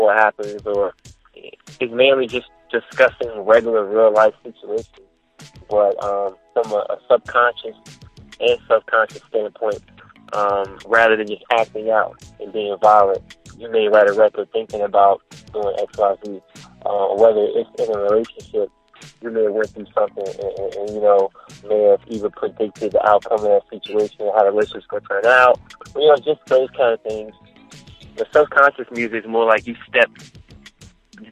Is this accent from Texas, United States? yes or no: no; Cincinnati, Ohio, United States; also born or lived in Maryland; now in Washington, D.C., United States; I reside from the DMV. I'm originally from Cincinnati. I moved from the United to Maryland and from Maryland to DC.